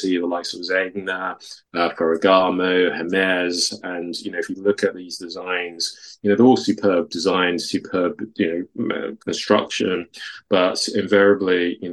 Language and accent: English; London, United Kingdom; also born or lived in Takoradi, Ghana; I was born in Ghana. So I was born in Takoradi. So obviously the accent doesn't necessarily give it away, but I moved to the UK when I was 5 to live with my mum. And grew up in Southeast London.